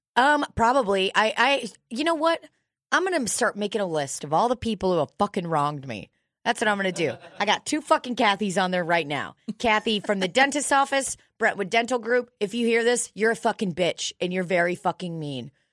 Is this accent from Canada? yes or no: no; United States; I am an immigrant, but I've been here since I was, like, a fucking baby.